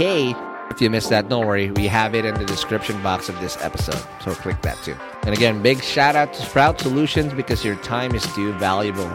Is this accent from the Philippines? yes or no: yes; Quezon City, Metro Manila, Philippines; I grew up in the Kamuning Scout area. That's where I was born and raised.